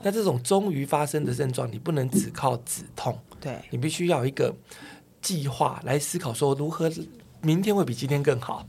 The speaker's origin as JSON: {"language": "Chinese", "country": "Taiwan", "said": "我们台湾人"}